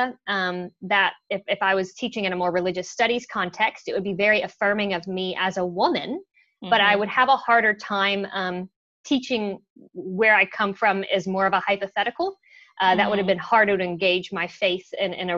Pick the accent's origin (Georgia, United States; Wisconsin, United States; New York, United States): Georgia, United States; moved away as an adult; also born or lived in United Kingdom; now in New Zealand; So I was born in Georgia. I am a Southern Belle by birth. I was actually born in Georgia Baptist Hospital. So I'm also Baptist by birth, one could say. And I was raised in the Southern Baptist tradition